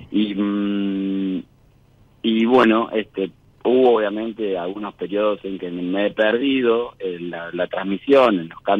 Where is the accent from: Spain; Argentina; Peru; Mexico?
Argentina; General Daniel Cerri, Buenos Aires Province; now in Bahía Blanca, Argentina; de Bahía Blanca, de Bahía Blanca. De un pueblito que se llama General Daniel Serri, que queda a 15 kilómetros de Bahía Blanca, pero bueno, eh, hoy vivo en Bahía Blanca, adentro del distrito de, de acá de Bahía.